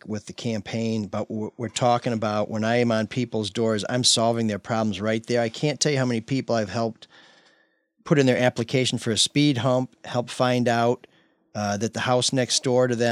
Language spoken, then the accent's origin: English; Grosse Pointe, Michigan, United States; now in Detroit, United States; I grew up in Grosse Pointe. Haven't been there since 1985